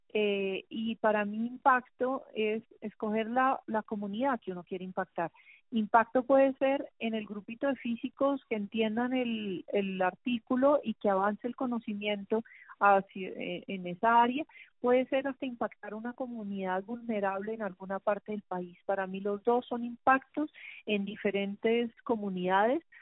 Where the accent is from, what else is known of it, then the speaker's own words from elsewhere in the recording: Colombia; como bogotanos, yo creo que como colombianos en general